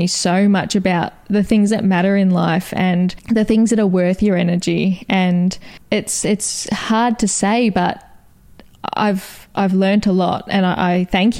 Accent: Wonthaggi, Victoria, Australia; also born or lived in Kilcunda; We grew up in Kilcunda and Wonthaggi, so we were always outdoors, either at the beach or playing backyard cricket, always very close.

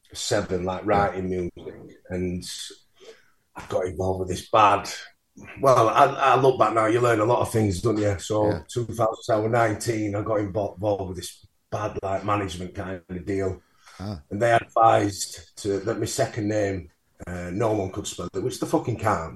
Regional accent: Mexborough, Yorkshire and the Humber, United Kingdom; I just had a relatively normal childhood and then went to comprehensive school in Mexborough.

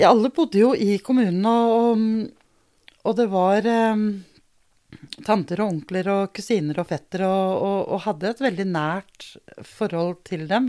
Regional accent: Denmark; born or raised there; now in Norway

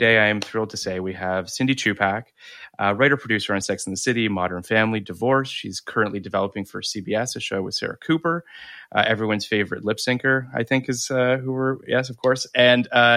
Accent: Canada; moved away; also born or lived in Toronto; I was living in Toronto at the time. So just to, I'm Canadian

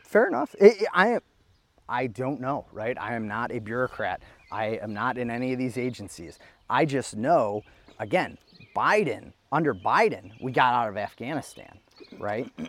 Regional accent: Geauga County, Ohio, United States; I come from Geauga County

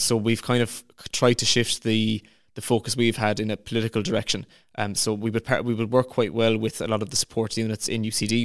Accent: Clarecastle, Munster, Ireland; I'm from Clarecastle in County Clare.

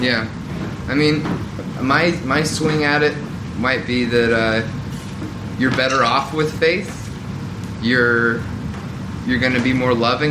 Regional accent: Southern Bible Belt, United States; growing up in the Southern Bible Belt

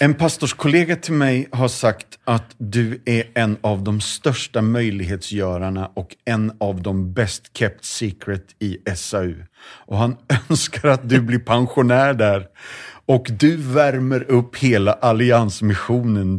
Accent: Sweden; vi är alla liksom svenskar

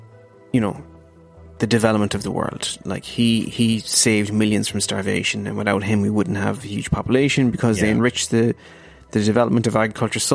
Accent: Ireland; as an Irish person

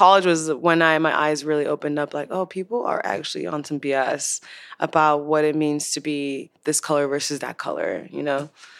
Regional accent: Chicago, Illinois, United States; also born or lived in Nigeria; now in Los Angeles, United States; I was born in Nigeria, but I moved to Chicago.

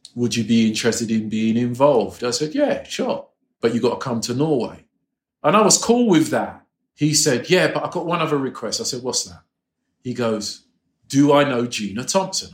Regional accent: England, United Kingdom; moved away; coming from England, you were taught not to be cocky.

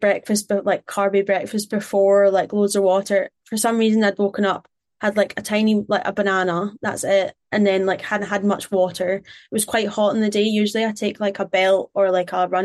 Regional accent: Glasgow, Scotland, United Kingdom; I'm Glaswegian

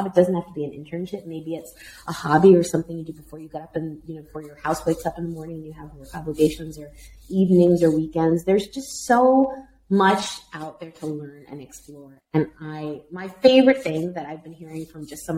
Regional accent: Miami, Florida, United States; moved away; also born or lived in United Kingdom; my hometown of Miami

